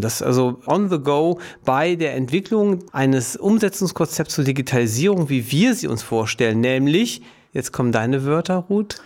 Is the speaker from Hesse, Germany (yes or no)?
no; Duisburg, North Rhine-Westphalia, Germany; ich in Duisburg geboren bin, eine Stadt weiter lebe, eigentlich mit einem Fuß immer in Duisburg drin bin